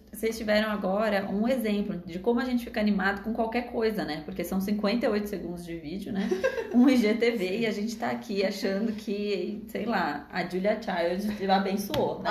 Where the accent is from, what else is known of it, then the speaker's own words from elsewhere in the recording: Brazil; a gente é daqui do Brasil